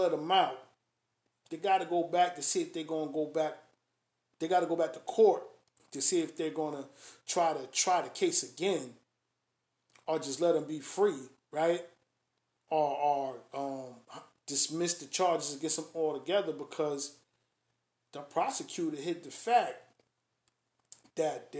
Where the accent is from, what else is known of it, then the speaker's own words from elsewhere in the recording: Springfield, Massachusetts, United States; I grew up in Springfield.